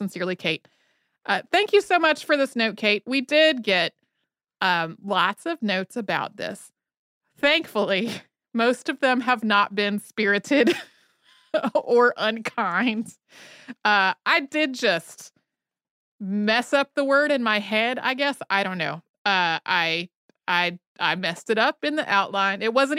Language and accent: English; Idaho, United States; Growing up in Idaho, I was so blessed to have the ability to explore all the public, state, and federal land open and available to me.